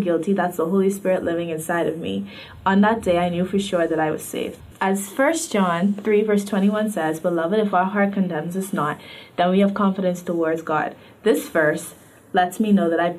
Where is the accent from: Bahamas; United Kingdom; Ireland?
Bahamas; I am 15 years old, and I grew up in the Bahamas.